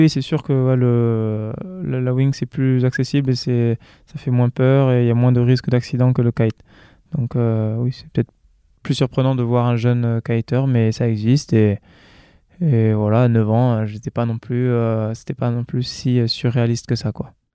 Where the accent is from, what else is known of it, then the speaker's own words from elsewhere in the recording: New Caledonia; moved away as an adult; j'ai passé quasiment toute ma vie en Calédonie